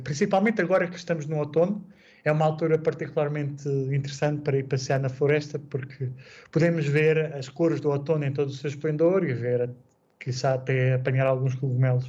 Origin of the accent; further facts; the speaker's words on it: Portugal; moved away as an adult; also born or lived in Ireland / Czech Republic; now in Gdynia, Poland; quando saí de Portugal pela primeira vez